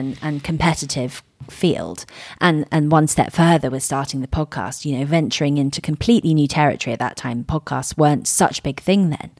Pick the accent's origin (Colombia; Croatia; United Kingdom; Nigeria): United Kingdom; Surrey, South East England; also born or lived in Miami; I grew up in Surrey.